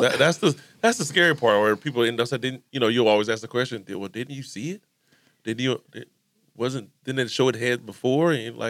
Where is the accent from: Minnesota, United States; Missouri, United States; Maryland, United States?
Missouri, United States; I'm not trying to be religious, but I'm just giving a point because I'm from Missouri.